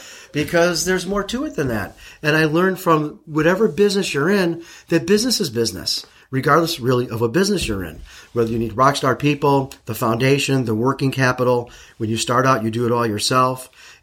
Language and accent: English; Chicago, Illinois, United States; moved away as an adult; also born or lived in St. Louis, Missouri; now in Arizona, United States; So I grew up in Chicago, and when I was a little kid, like 7, 8, 9, 10 years old